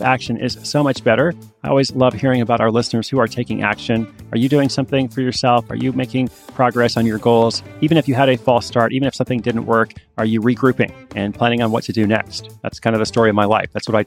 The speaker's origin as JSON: {"language": "English", "town": "Portland", "region": "Oregon", "country": "United States", "tie": "born or raised there", "said": "my hometown of Portland"}